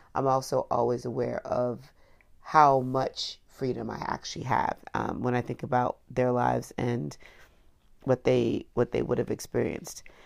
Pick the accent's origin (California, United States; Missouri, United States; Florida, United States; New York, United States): Florida, United States; Miami; also born or lived in Washington, D.C.; I was growing up in Florida, particularly Miami